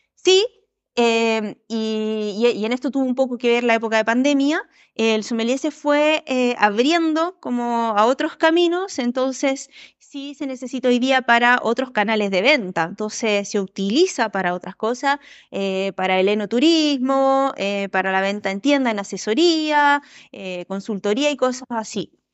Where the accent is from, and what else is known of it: Chile; also born or lived in Uruguay